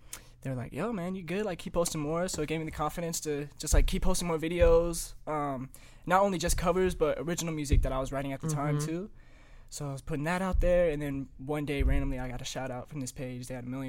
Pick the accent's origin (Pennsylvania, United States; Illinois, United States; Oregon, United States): Illinois, United States; also born or lived in California; I'm from Illinois since I'm like that's where I was raised.